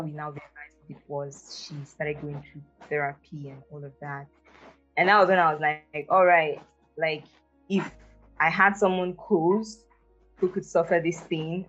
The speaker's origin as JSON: {"language": "English", "country": "Nigeria", "said": "I'm fully Nigerian. Um, I'm from a State actually, and my mom is from Enugu State. So yes, proudly and fully Nigerian."}